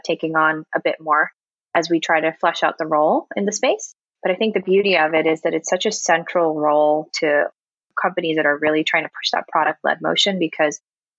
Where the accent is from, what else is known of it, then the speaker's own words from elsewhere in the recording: New York, United States; moved away as an adult; also born or lived in North Carolina; now in Raleigh, United States; I am from New York. I ended up coming down with my last company who was looking to expand presence down here